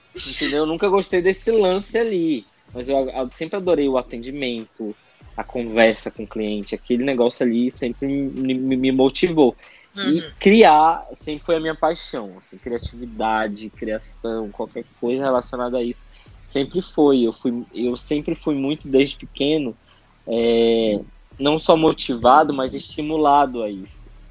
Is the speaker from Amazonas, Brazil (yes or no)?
yes; Amazonas, Brazil; moved away as an adult; also born or lived in São Paulo; eu sou amazonense, eu gosto disso